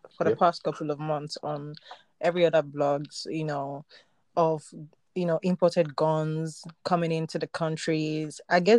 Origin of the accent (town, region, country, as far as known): Nigeria; born or raised there; moved away